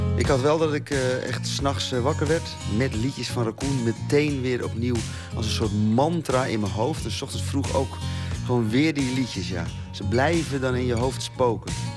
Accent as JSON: {"language": "Dutch", "region": "Zeeland", "country": "Netherlands", "said": "als Zeeuw"}